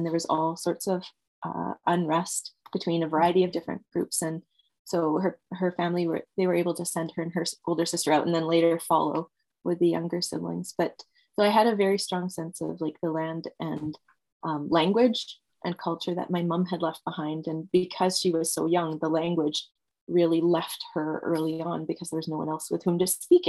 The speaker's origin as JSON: {"language": "English", "region": "England", "country": "United Kingdom", "moved": "yes", "said": "My husband and I are both immigrants. We're both from away. He's from Holland and I'm from England, although you wouldn't be able to tell the accent."}